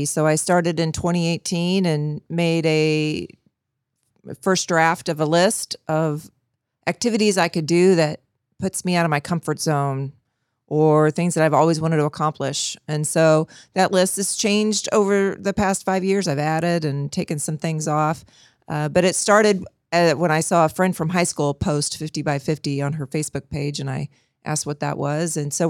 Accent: Independence, Missouri, United States; I grew up here in Independence.

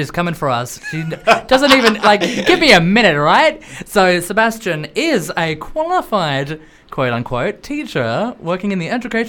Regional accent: Australia

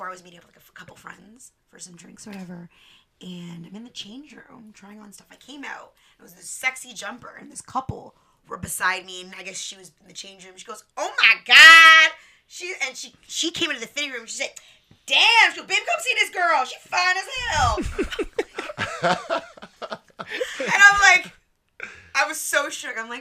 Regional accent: Toronto, Ontario, Canada

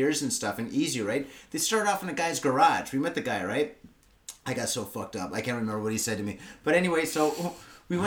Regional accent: United States; now in Tokyo, Japan; the States.

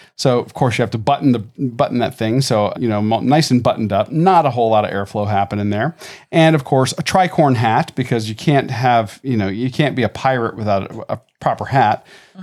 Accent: Tampa, Florida, United States; growing up in Tampa when Channel Side first opened

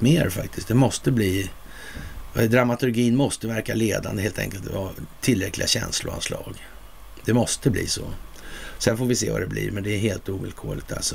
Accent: Sweden; som svensk

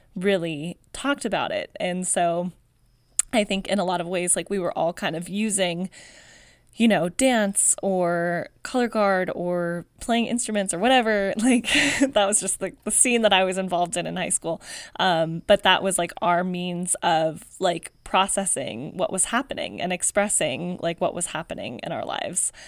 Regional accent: Palmdale, California, United States; I grew up in Palmdale, California

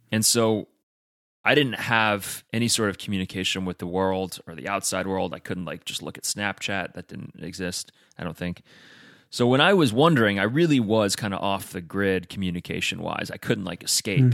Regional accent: United States; I'm American

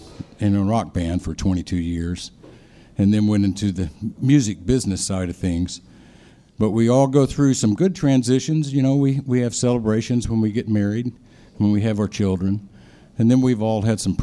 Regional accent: Memphis, Tennessee, United States; also born or lived in Detroit, Michigan; when I was 4 years old, moved to the big city of Memphis, Tennessee

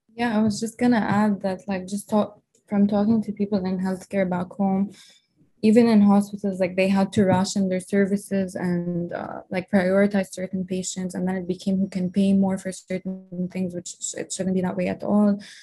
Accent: Lebanon; moved away as an adult; now in United States; I grew up in Lebanon. I was actually born here in the U.S., but my parents moved back when I was like two, and I grew up in Lebanon my whole life.

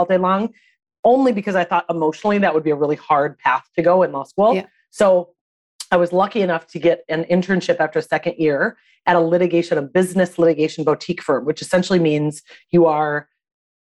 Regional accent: Minnesota, United States; also born or lived in Boston; I was born and raised in Minnesota

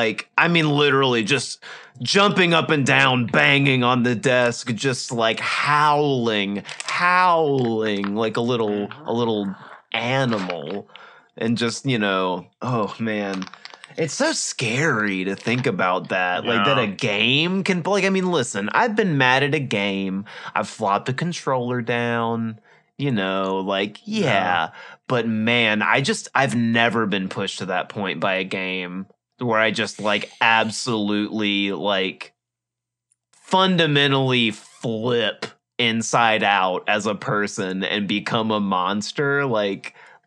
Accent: Mississippi, United States; Growing up in Mississippi is weird

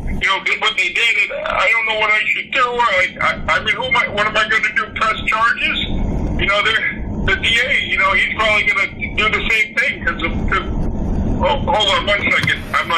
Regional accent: Chicago, Illinois, United States; I come from Chicago.

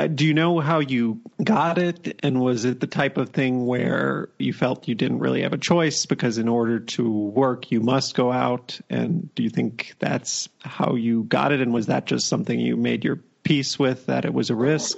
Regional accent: United States; moved away; It's a bit strange being an American abroad and seeing all this happening, but being so distant from it.

